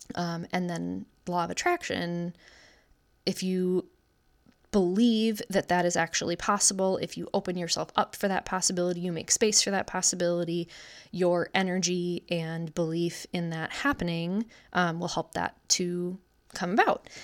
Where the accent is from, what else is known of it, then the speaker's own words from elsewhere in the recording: Wisconsin, United States; I'm 31 years old, born and raised in Wisconsin